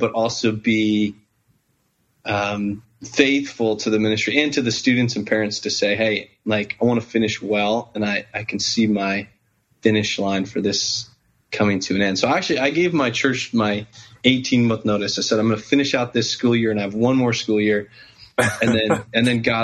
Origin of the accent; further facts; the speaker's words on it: Wheaton, Illinois, United States; now in Fulton, United States; I grew up in Wheaton, Illinois